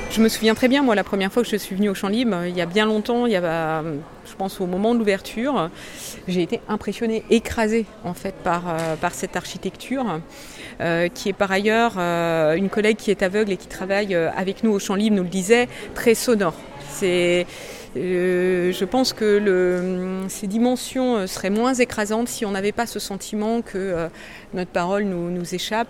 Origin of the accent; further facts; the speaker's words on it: Rennes, Brittany, France; moved away; Je suis née à, à Rennes, au début des années soixante-dix. J'y suis revenue, euh, il y a quatre ans